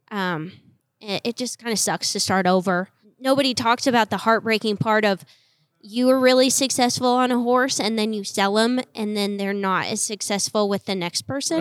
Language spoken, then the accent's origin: English; Colorado, United States; I grew up in Colorado in the snow